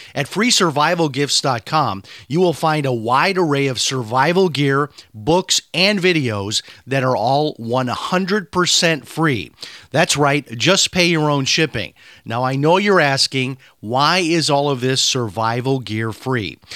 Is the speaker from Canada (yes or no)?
no; Chicago, Illinois, United States; moved away; I had a very tough life growing up in Chicago.